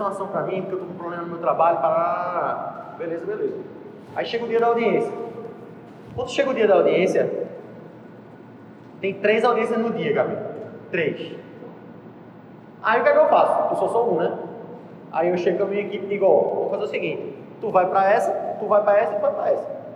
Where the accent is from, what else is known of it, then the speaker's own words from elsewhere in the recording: Italy; Portuguese is a second language; eu sei falar italiano, eu sou italiano, pô.